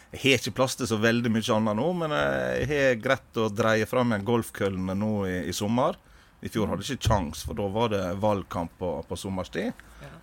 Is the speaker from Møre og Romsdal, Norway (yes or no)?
yes; Sunnmøre, Møre og Romsdal, Norway; moved away as an adult; now in Stavanger, Norway; jeg er opprinnelig fra Sunnmøre